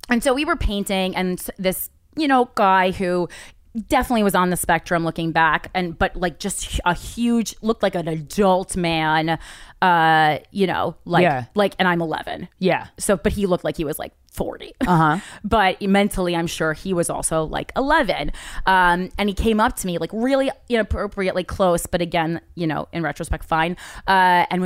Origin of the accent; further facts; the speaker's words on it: New Jersey, United States; I'm from Jersey